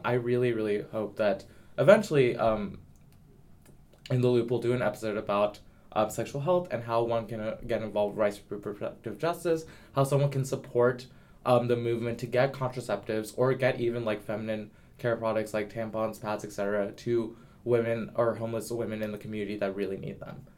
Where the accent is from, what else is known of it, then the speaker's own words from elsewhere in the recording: the South, United States; I'm from the South